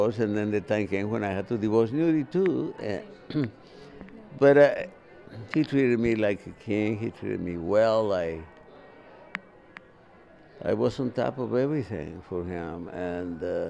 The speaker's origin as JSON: {"language": "English", "town": "Coalcomán", "region": "Michoacán", "country": "Mexico", "tie": "born or raised there", "moved": "yes", "lives_now": "Nashville, United States", "said": "I was born in the state of Michoacán, in a beautiful little town called Cualcomán"}